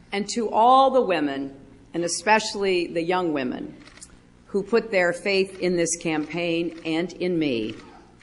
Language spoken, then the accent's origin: English; United States; I am an American